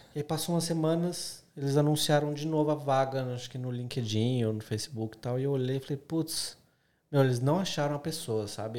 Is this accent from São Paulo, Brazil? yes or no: yes; São Paulo, Brazil; moved away as an adult; now in Australia; eu sou de São Paulo, o mercado publicitário em São Paulo ele é muito con concorrido